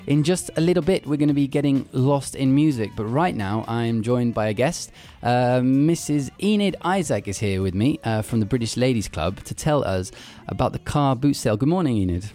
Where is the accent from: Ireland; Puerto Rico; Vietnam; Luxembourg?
Luxembourg; when I was little, eh, growing up in Luxembourg